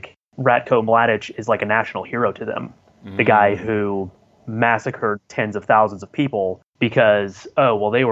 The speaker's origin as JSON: {"language": "English", "country": "United States", "said": "I'm American"}